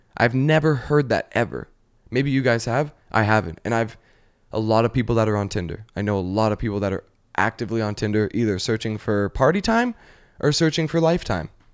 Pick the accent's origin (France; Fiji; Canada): Canada; now in Los Angeles, United States; I'm from Canada